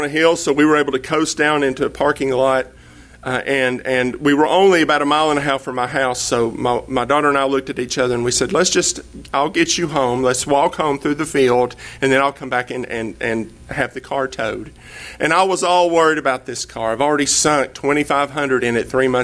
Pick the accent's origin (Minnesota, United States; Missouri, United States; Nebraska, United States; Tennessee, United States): Tennessee, United States; East; now in Texas, United States; I'm from East Tennessee, and there's a river about 15 miles from my house called the Hiwassee River